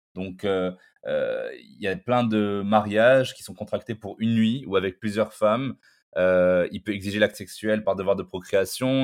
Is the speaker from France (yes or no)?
no; Morocco; Au Maroc, par exemple, là, là d'où je viens